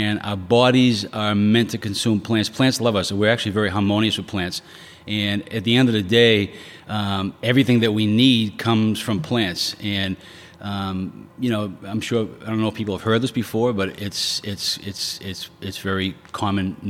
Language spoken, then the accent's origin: English; Quincy, United States; I grew up in Quincy. Remember Quincy guy? Born and raised